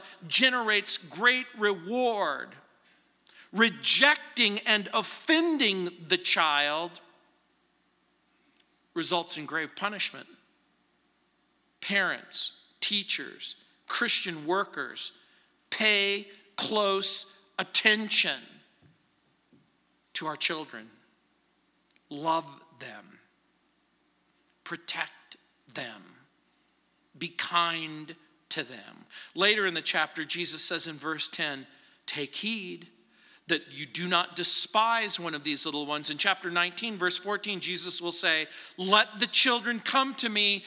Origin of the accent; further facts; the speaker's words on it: Apple Valley, California, United States; now in Littleton, United States; growing up in Apple Valley, where Roy Rogers and Dale Evans lived